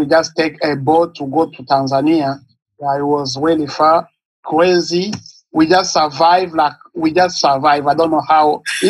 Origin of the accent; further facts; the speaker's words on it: DR Congo; now in Manchester, United States; I'm originally from Congo. I'm living in United States, Manchester, New Hampshire.